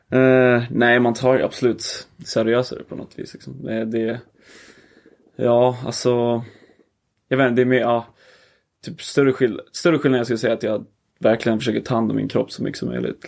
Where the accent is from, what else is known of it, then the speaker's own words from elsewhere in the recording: Åre, Jämtland, Sweden; also born or lived in Trelleborg / Greece; så då flyttade vi upp hit när jag var typ fyra